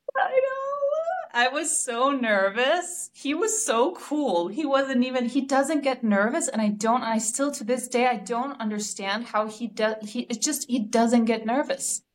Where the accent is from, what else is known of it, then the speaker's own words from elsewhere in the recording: Denmark; I'm from Denmark